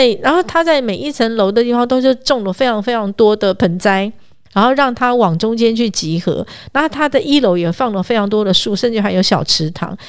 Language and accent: Chinese; northern Taiwan, Taiwan; 我们北部人常常听到的一些知名的小吃